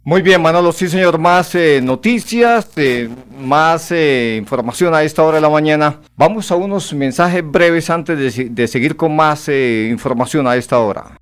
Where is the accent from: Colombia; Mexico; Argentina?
Colombia; Santander; estamos acá, somos santandereanos